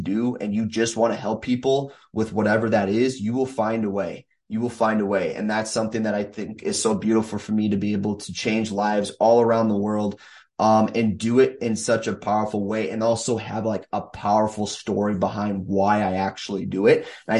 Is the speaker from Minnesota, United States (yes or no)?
yes; Minnesota, United States; not only coach here in my hometown or in the states of Minnesota where I live